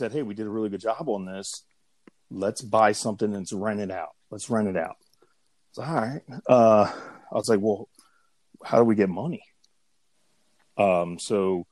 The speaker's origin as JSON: {"language": "English", "town": "Pottstown", "region": "Pennsylvania", "country": "United States", "tie": "born or raised there", "said": "I am from Pottstown, Pennsylvania."}